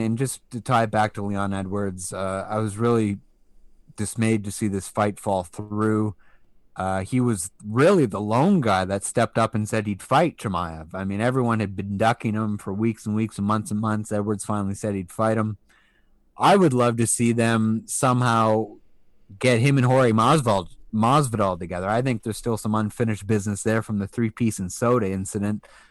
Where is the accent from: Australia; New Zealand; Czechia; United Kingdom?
United Kingdom; England; also born or lived in Atlantic Canada; now in Canada; a British national who was born in England who, and who still has half my family over there and who used to aspire to live over there long term